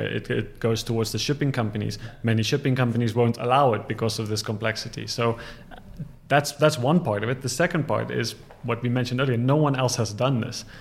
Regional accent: Ghana; moved away; also born or lived in South Africa; I'm from South Africa. I grew up in Ghana

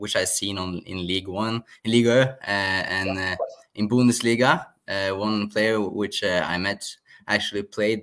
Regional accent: Norway; I am from Norway

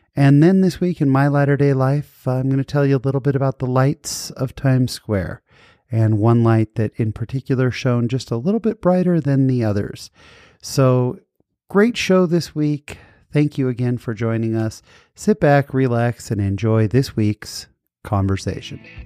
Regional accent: San Jose, California, United States; born or raised there

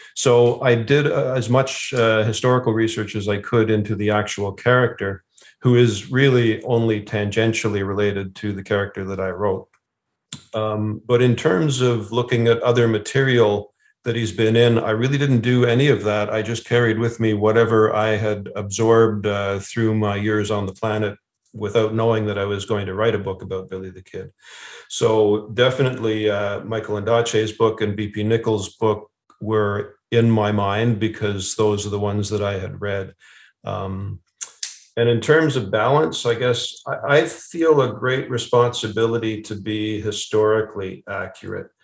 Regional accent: Ottawa, Ontario, Canada; also born or lived in Lanark County; I was born in Ottawa and that I've spent uh, a lot of my life living outside of Ottawa in rural areas.

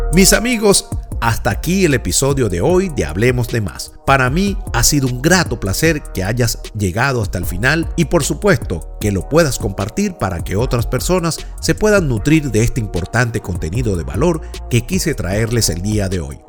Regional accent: Venezuela; moved away as an adult; also born or lived in New York; mi experiencia laboral de más de 27 años en una reconocida empresa de servicios en Venezuela

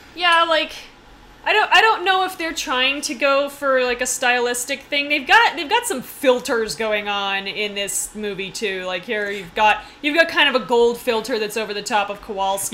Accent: United States; I'm the American who doesn't speak German

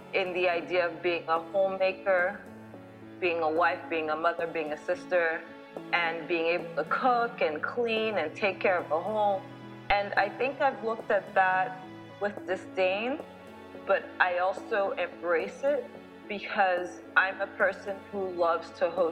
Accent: Nigeria; now in United States; my identity as a Nigerian person

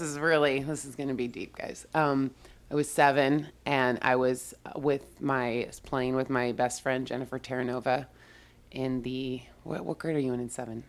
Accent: Yorba Linda, California, United States; born or raised there

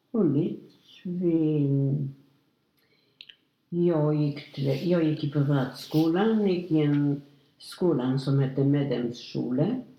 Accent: Łódź, Łódź Voivodeship, Poland; now in Linköping, Sweden; jag föddes 1927 i Lodz i Polen.

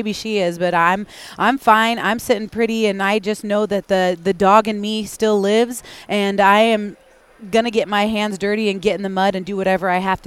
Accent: Spokane, Washington, United States; That's the same neck of the woods where I'm from, in the Pacific Northwest, in the greater Spokane area

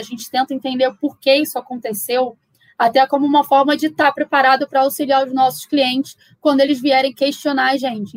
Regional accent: Rio de Janeiro, Brazil; sou carioca, me formei no Rio

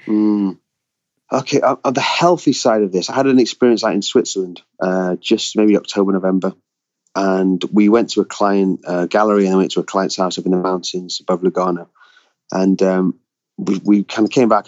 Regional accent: United Kingdom; I grew up as a Brit on on Roald Dahl stories

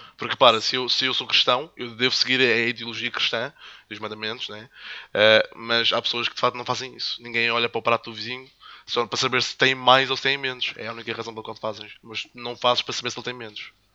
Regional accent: Madeira, Portugal; also born or lived in the Salesian school on the island; now in mainland Portugal; sou de Madeirense também

